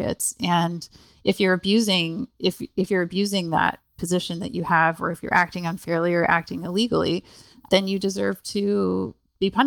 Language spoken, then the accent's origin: English; Canada; moved away; I'm actually Canadian originally